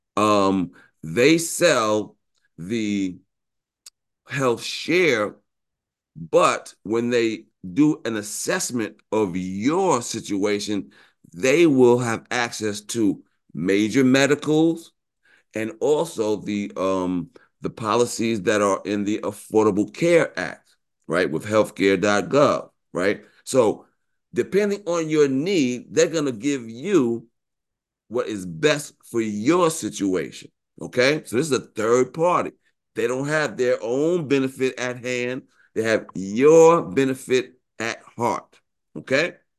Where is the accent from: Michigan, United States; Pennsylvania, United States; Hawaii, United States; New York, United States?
New York, United States; I'm from New York, went to Morehouse